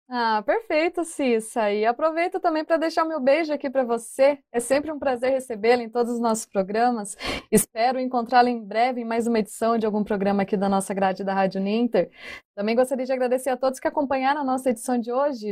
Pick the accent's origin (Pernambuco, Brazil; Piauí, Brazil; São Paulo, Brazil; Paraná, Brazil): Paraná, Brazil; Ibaiti; Jacarezinho, perto da minha cidade, lá de onde eu sou, Ibaiti.